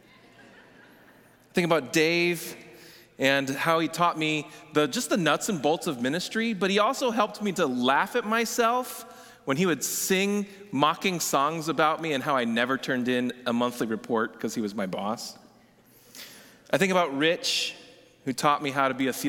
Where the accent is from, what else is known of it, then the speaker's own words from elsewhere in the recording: Oklahoma, United States; our little house in Oklahoma had an intercom